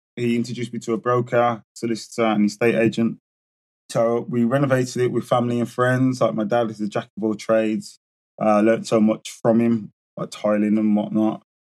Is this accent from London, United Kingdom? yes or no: no; Birmingham, West Midlands, United Kingdom; born and bred in Birmingham